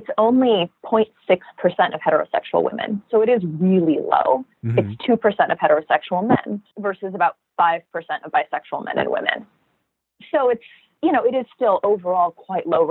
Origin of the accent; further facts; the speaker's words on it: California, United States; I'm from California